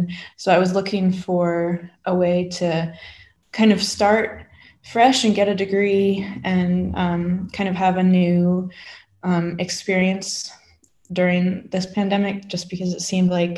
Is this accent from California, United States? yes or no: no; Brunswick, Maine, United States; moved away as an adult; also born or lived in North Carolina; now in St Andrews, United Kingdom; I'm an American postgrad at the University of St. Andrews, and I am from Brunswick, Maine, which is on the east coast of the US